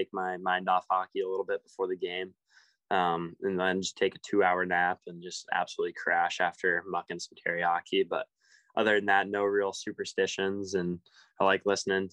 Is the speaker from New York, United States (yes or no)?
no; Denver, Colorado, United States; now in Everett, United States; I grew up there